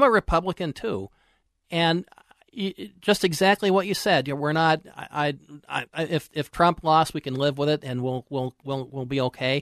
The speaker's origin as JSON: {"language": "English", "country": "United States", "said": "I'm an American, and I live here in the best country in the world"}